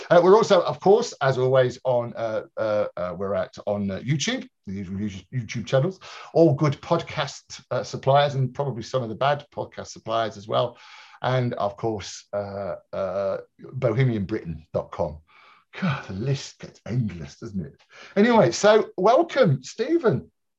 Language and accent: English; Birmingham, West Midlands, United Kingdom; also born or lived in London; And I was dragged up around the corner from a pub called The Hare and Hounds in King's